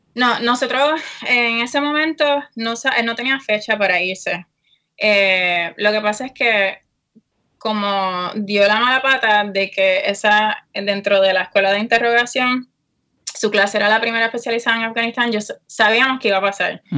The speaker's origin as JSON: {"language": "Spanish", "town": "Aguadilla", "country": "Puerto Rico", "tie": "born or raised there", "moved": "as an adult", "lives_now": "United States", "said": "soy orinal de Aguadilla, Uh, eh, I know, Westside"}